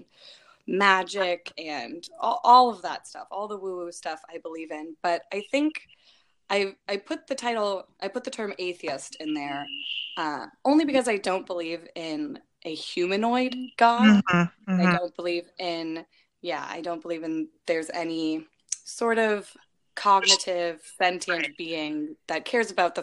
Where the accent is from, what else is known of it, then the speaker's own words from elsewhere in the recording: Bay Area, California, United States; moved away as an adult; now in Sacramento, United States; I currently live in Sacramento, but I'm originally from the Bay Area